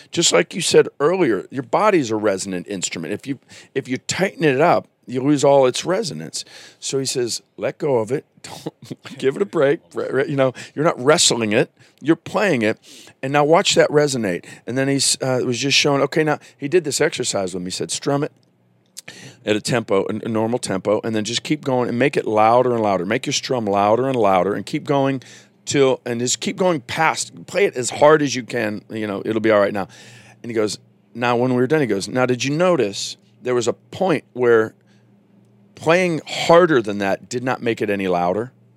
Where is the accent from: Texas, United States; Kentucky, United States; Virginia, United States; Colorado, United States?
Virginia, United States; moved away; I'm raised in Virginia, so there's a little bit of Southern boy in me